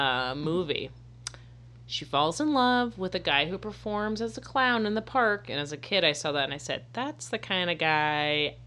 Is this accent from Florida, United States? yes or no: yes; Florida, United States; moved away; I'm also from Florida.